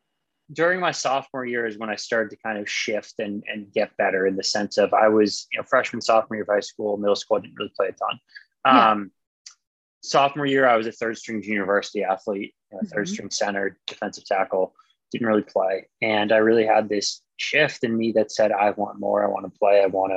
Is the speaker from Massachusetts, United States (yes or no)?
yes; Massachusetts, United States; I liked Boston. I still like Boston. I actually just moved away from Boston again, but I'm sure I'll be back one day.